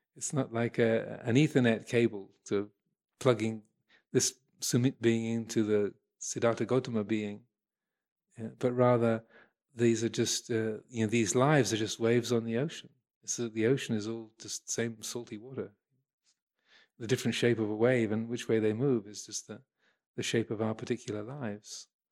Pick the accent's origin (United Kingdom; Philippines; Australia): United Kingdom; England; I'm English. I'm a Buddhist monk